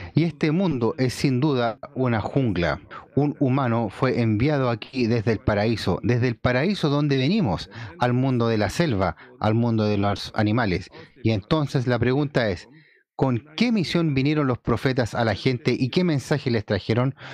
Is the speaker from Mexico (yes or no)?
no; China; como chino